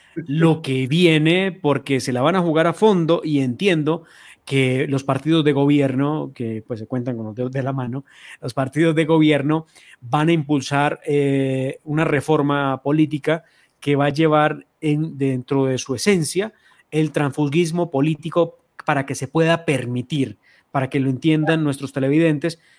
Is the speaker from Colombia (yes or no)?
yes; Colombia